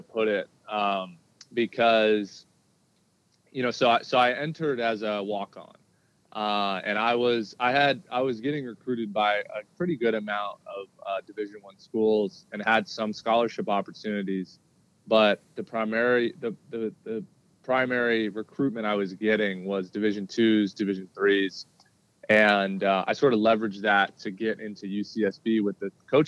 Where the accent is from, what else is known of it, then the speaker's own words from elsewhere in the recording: Southern California, United States; growing up in Southern California where I was born and raised